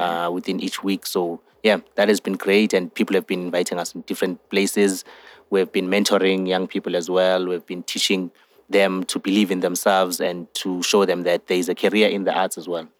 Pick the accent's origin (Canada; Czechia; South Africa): South Africa; Johannesburg, Gauteng; I'm 24 years of age and I'm from Johannesburg